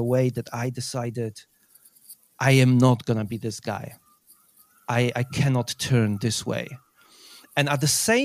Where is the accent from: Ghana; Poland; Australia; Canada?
Poland; moved away as an adult; now in United Kingdom; I moved from Poland to UK when I was 18.